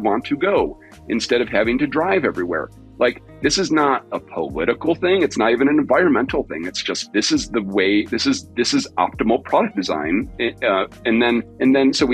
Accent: United States; I'm from the suburbs. Okay, I'm from America

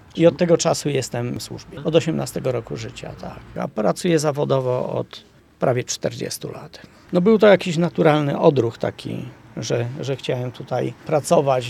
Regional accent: Zakopane, Lesser Poland, Poland; jestem zakopiańczykiem z urodzenia

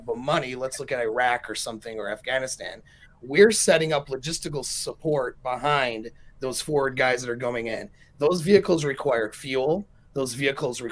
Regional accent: United States; I'm American

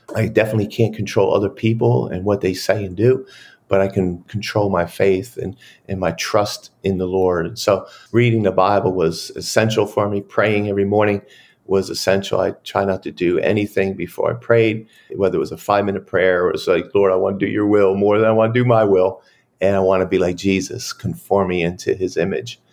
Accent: Pennsylvania, United States; moved away as an adult; now in Dallas, United States; spent time with my sister and family in Pennsylvania, and then I relocated three weeks later in, to here in Dallas, Fort Worth, Texas

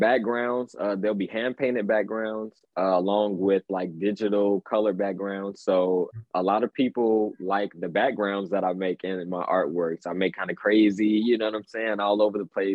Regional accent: Gary, Indiana, United States; now in Chicago, United States; Scary Gary is the nickname of my hometown, Gary, Indiana. So I live in Chicago right now, but I'm from like the Chicagoland area

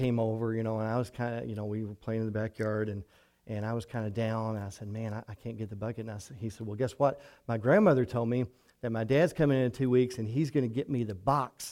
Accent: Hartford, Kentucky, United States; I grew up in Hartford, over in Ojai County

